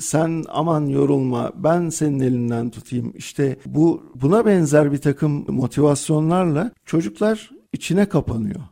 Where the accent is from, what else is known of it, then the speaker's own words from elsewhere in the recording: Turkey; Türk insanı karakterimiz